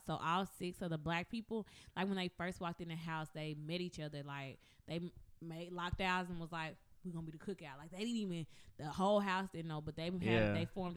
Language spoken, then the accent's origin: English; Mississippi, United States; I'm from Mississippi